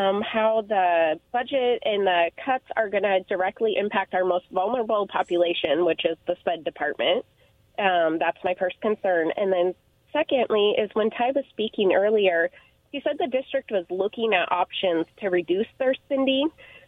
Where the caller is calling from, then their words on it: West Richland, Washington, United States; Hi, I'm calling from West Richland.